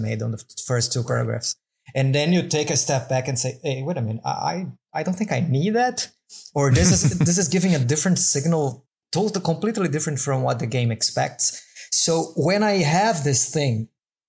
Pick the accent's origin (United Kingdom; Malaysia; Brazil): Brazil; English is a second language; also born or lived in Madeira Island; now in Madeira, Portugal